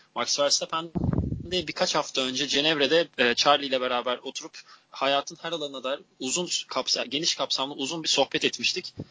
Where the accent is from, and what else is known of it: Turkey